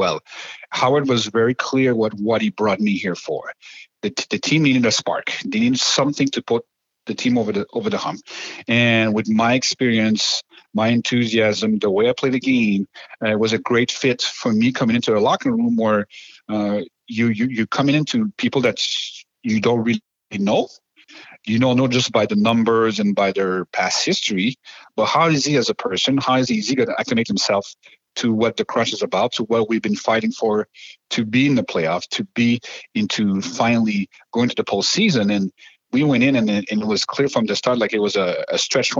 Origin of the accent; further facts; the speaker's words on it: Montreal, Quebec, Canada; moved away; I'm born and raised in Montreal